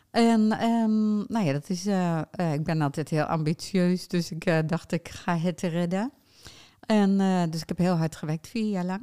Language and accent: Dutch; Utrecht, Netherlands; born there; ik eh, kom uit Nederland, dat zou je niet zeggen als je mijn stem hoort. Maar dat is wel zo. Ik ben in Utrecht geboren.